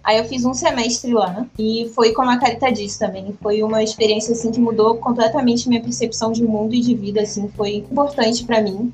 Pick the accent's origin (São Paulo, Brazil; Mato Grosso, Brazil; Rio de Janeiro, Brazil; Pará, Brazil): Rio de Janeiro, Brazil; moved away as an adult; now in Salvador, Brazil; Eu sou carioca. Eu tenho 21 anos e toda a minha vida, toda a minha família é do Rio também.